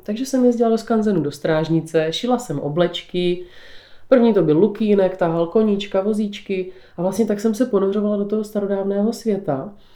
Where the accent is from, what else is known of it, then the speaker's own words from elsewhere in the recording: Břeclav, South Moravian Region, Czechia; Tak já žiju na Podluží. Narodila jsem se v Břeclavě v Charvatské Nové Vsi